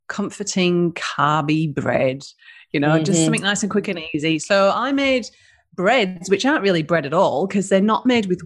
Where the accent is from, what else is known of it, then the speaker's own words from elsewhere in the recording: United Kingdom; accent: British; now in Denmark, Western Australia, Australia; So I'm a northerner